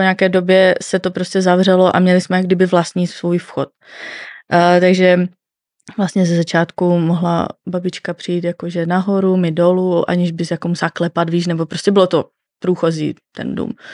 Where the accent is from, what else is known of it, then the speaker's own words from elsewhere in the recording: Northern Moravia, Czechia; já pocházím ze Severní Moravy